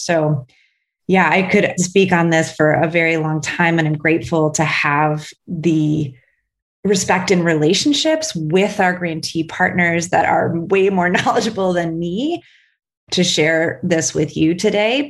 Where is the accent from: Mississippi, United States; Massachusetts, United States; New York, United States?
New York, United States; Buffalo; Buffalo, New York, which is my hometown